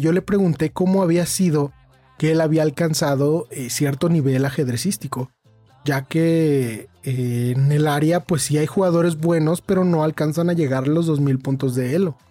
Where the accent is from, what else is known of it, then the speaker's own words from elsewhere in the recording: Mexico; also born or lived in Irapuato, Guanajuato; yo soy de México